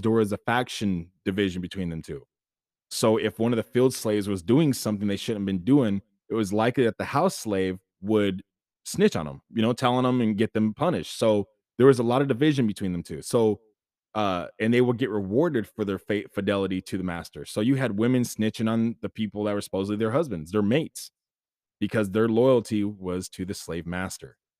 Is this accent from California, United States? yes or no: yes; Sacramento, California, United States; I was born and raised in Sacramento, uh, Sacramento, California, in the United States